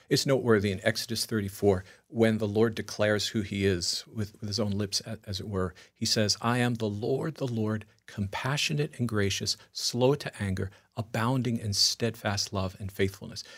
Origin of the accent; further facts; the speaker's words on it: Long Island, New York, United States; moved away; also born or lived in Italy (ancestry); coming from Long Island